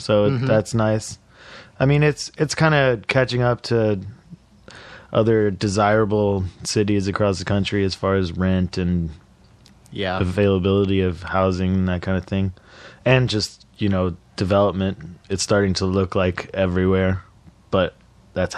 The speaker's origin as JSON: {"language": "English", "town": "Dallas", "region": "Texas", "country": "United States", "tie": "born or raised there", "also_born_or_lived": "San Marcos, Texas", "moved": "as an adult", "lives_now": "Austin, United States", "said": "I grew up in Dallas"}